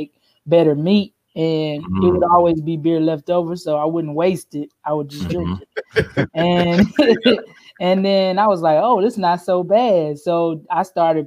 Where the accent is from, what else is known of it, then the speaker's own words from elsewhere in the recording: South Carolina, United States; accent: country; Southern; moved away; also born or lived in New Orleans; I am originally from South Carolina